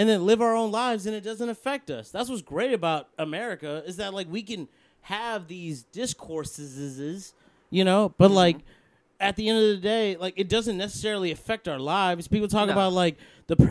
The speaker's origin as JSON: {"language": "English", "country": "United States", "said": "As an American"}